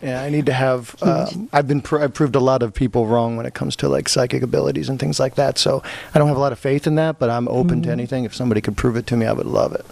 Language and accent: English; Pennsylvania, United States; I grew up in Pennsylvania, small town